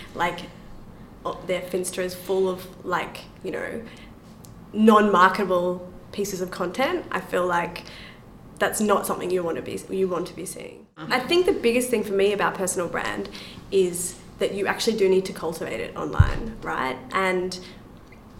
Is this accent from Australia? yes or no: yes; Australia; I'm from Australia